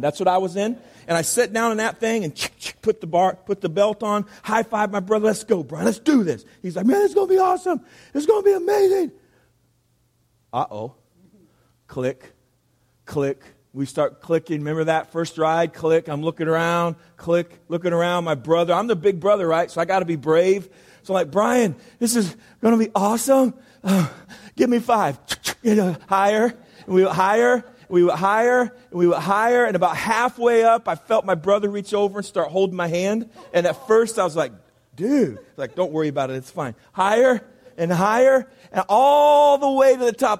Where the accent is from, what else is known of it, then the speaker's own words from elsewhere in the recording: Indiana, United States; moved away; also born or lived in California; I am from Indiana. Indiana. And there's not a whole lot in Indiana. There's like corn. Uh, then there's more corn and then there is basketball. That's kind of all there is in, in Indiana. And so I grew up playing basketball